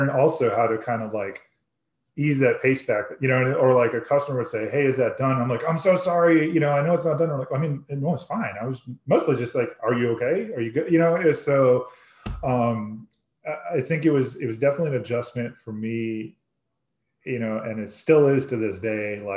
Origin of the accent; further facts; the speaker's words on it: Woodbridge, Virginia, United States; moved away as an adult; now in Fredericksburg, United States; I grew up in Woodbridge, you know, in Northern Virginia